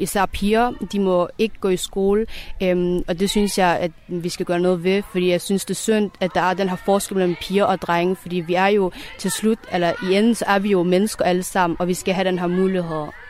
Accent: Denmark; jeg er jo født og opvokset i Danmark

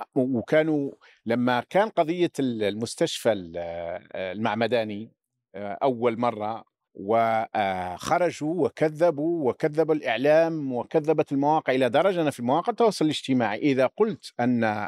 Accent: Laghouat, Laghouat Province, Algeria; moved away as an adult; المدينة اللي أنا أصيل منها مدينة الأقواط أين ولدت وعشت تقريبا حتى 19 سنة من عمري

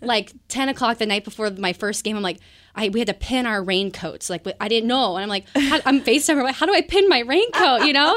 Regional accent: Bonney Lake, Washington, United States; also born or lived in Everett, Washington; I grew up in Bonnie Lake, Washington, um, down south

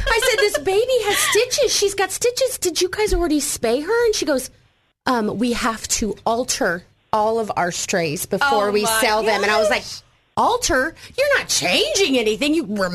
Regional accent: Montana, United States; moved away; I'm a mountain girl, though. I'm from Montana

